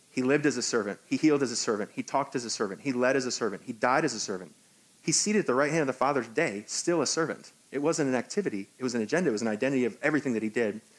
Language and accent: English; Hong Kong; also born or lived in New York, United States; now in United States; I'm actually from Hong Kong, so I can't be the president of the United States.